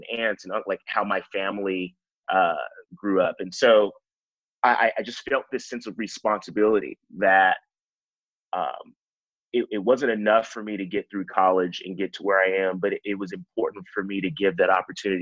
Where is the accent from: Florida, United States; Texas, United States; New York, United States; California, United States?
California, United States; Anaheim; I grew up in Anaheim, California, which is the OC for a lot of people who know that.